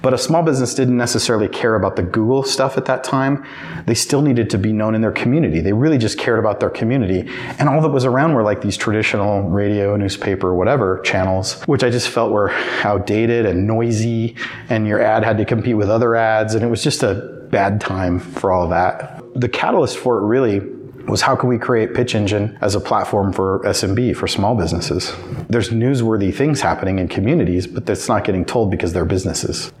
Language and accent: English; Riverton, Wyoming, United States; moved away as an adult; back in my hometown of Riverton